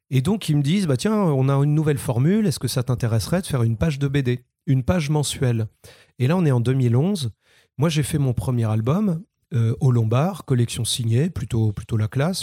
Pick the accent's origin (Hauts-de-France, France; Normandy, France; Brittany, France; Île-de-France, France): Brittany, France; Saint-Malo; de Saint-Malo, de mes, mes origines